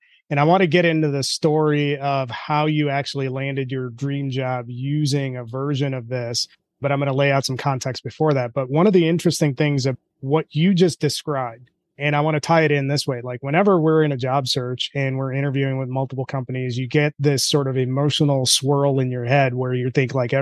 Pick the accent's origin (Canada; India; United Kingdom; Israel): India; moved away; I'm Indian